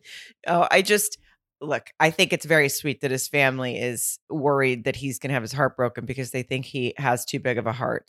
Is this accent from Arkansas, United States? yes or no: yes; Arkansas, United States; moved away; also born or lived in Fayetteville, Arkansas; my hometown in Arkansas, in Lowell, Arkansas, which is right outside of Fayetteville